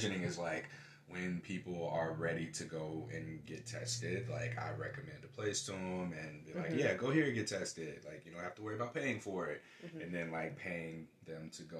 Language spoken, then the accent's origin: English; St. Louis, Missouri, United States; moved away as an adult; also born or lived in Houston, Texas; now in Portland, United States; Born and raised in St. Louis.